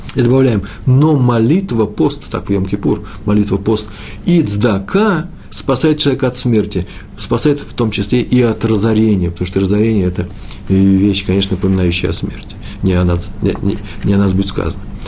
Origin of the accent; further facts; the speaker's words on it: Moscow, Russia; приезжали раввины к нам в Москву, я из Москвы